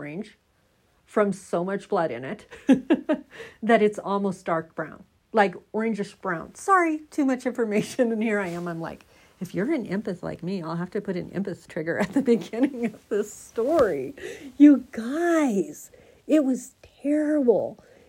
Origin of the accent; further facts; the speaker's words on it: Oregon, United States; now in Colorado, United States; I'm from Oregon, right? I moved to Colorado from Oregon, 45 minutes inland from the beach